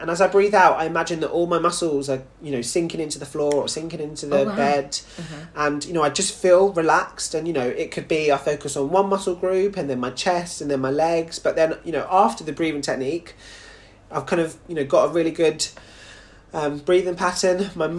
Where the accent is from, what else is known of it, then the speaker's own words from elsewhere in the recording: United Kingdom; even though obviously, you know, I represent Jamaica, I'm also a British boy. So the fact that it's on home ground as well for me is just doubly exciting.